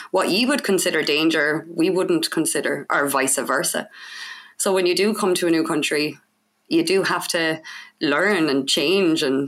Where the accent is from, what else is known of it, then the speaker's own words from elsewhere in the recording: Cork, Munster, Ireland; I'm from Cork in Ireland